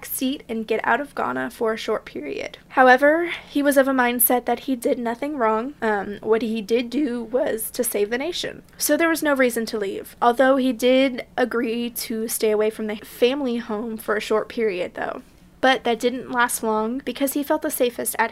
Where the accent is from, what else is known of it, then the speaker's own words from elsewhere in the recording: United States; for you Americans listening, like me